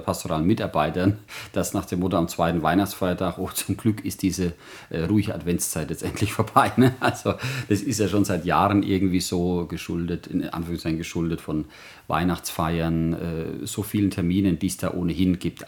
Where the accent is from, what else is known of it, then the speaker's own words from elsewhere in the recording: Germany; als, als Deutsche